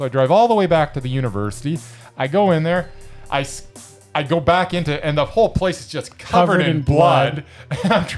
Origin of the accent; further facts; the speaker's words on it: Canada; I'm from Canada.